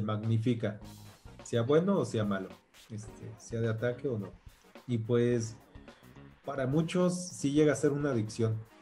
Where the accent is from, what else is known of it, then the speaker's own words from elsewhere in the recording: Michoacán, Mexico; yo soy de Michoacán